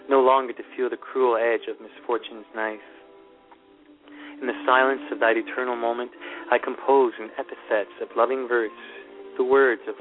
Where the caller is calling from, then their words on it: Thunder Bay, Ontario, Canada; Uh, I'm calling from Ontario in Canada.